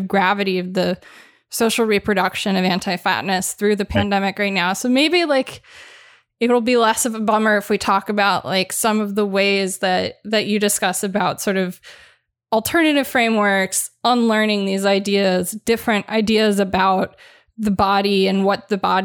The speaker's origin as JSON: {"language": "English", "town": "Los Angeles", "region": "California", "country": "United States", "tie": "born or raised there", "said": "I grew up in Los Angeles, that town."}